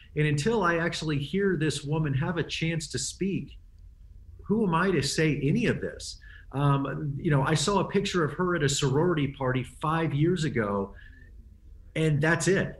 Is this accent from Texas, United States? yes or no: yes; Texas, United States; I grew up in Texas in the seventies